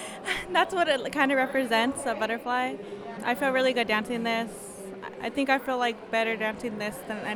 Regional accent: Turtle Mountain, North Dakota, United States; I'm from North Dakota, Turtle Mountain.

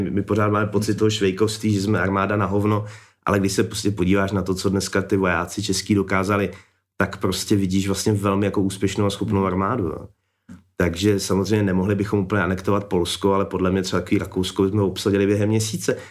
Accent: Czechia; my Češi

